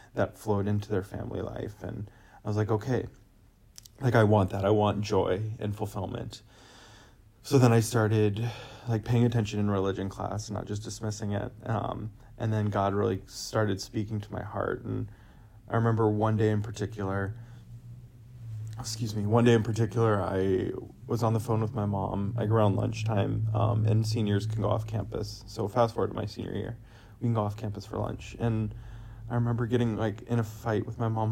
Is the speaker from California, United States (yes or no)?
yes; California, United States; I was born and raised in California